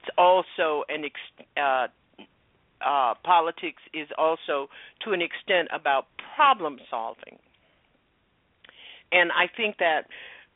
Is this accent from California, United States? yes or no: no; Florida, United States; I grew up in Florida. I grew up in Jim Crow, Florida.